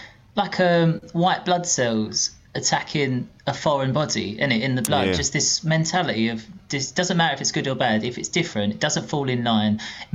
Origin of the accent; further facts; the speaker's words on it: Tilbury, East of England, United Kingdom; also born or lived in Orsett / Stanford-le-Hope; I lived in the pub in the middle of all these different towns. And then Tilbury, and then sort of my teenage years in Tilbury Town.